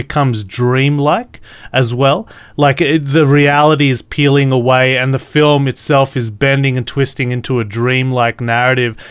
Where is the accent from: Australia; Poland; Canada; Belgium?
Australia; I'm Australian